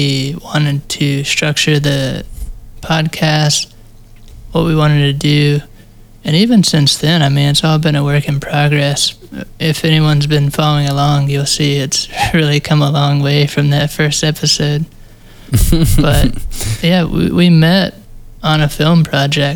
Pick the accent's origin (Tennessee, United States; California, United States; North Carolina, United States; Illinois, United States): North Carolina, United States; Charlotte; producer from Charlotte, North Carolina